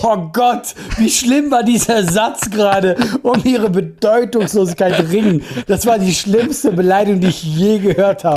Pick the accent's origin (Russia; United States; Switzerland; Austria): Switzerland; ich bin ein halt Schweizer